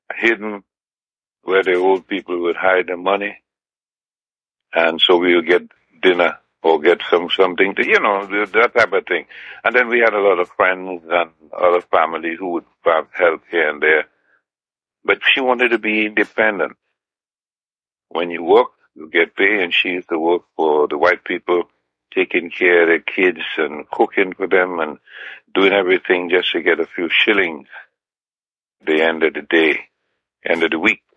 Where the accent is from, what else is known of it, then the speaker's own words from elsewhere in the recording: Trinidad & Tobago; also born or lived in Grand Roy, Grenada; now in United States; At eight months old, my family migrated to Trinidad and Tobago